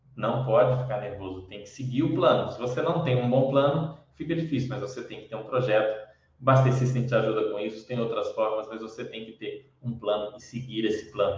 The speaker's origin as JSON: {"language": "Portuguese", "country": "Brazil", "said": "Para nós, é, que somos brasileiros"}